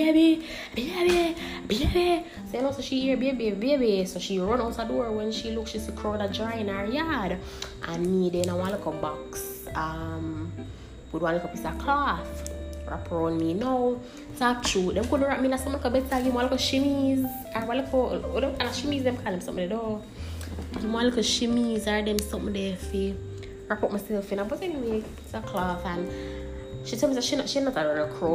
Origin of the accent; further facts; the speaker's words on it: St. Ann, Saint Ann, Jamaica; So I was born on August 13th, 1998, in Stairtown, St. Anne.